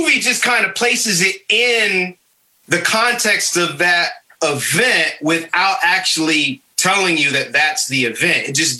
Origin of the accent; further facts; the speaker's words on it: Michigan, United States; now in North Carolina, United States; when I came down here from Michigan to North Carolina and people were like, you like grits? I didn't know Northerners like grits.